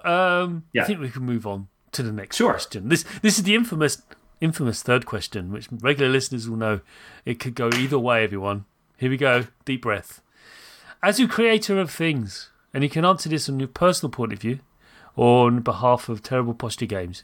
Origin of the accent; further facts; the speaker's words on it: United Kingdom; I am British